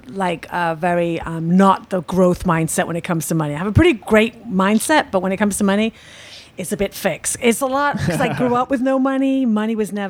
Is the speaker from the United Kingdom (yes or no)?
yes; United Kingdom; I'm British